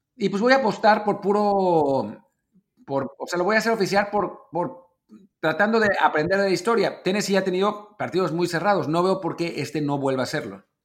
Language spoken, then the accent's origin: Spanish; Mexico; como mexicanos, la suerte de que el papá es mexicano